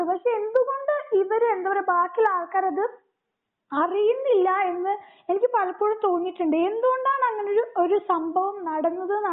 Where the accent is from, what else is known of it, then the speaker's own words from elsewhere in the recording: Malayali, Kerala, India; ഞാൻ പക്ക മലയാളിയാ.